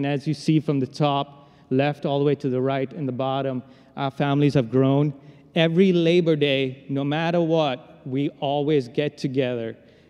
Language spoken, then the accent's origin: English; India; As a phoner, I was really good at it, you know, because I'm Indian.